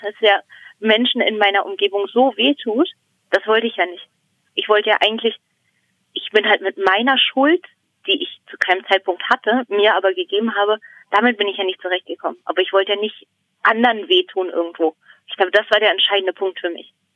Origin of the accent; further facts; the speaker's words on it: Brandenburg an der Havel, Brandenburg, Germany; moved away as an adult; now in Berlin, Germany; ich komme aus Brandenburg, eigentlich. Also aus dem Land Brandenburg und äh, eigentlich auch aus der Stadt, also Brandenburg an der Havel